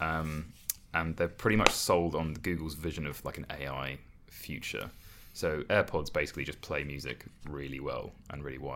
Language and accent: English; England, United Kingdom; we're English and we don't speak any languages